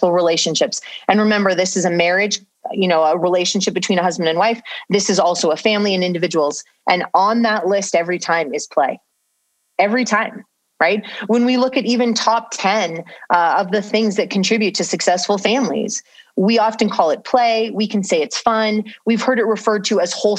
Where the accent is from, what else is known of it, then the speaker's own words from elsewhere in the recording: Southern California, United States; I grew up in Southern California.